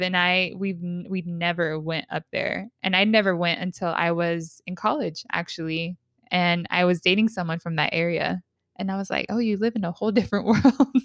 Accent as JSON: {"language": "English", "town": "San Diego", "region": "California", "country": "United States", "said": "we're both from San Diego but we are both in different parts of San Diego"}